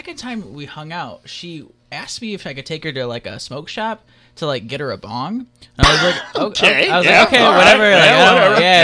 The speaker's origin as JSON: {"language": "English", "region": "Michigan", "country": "United States", "said": "I'm from Michigan"}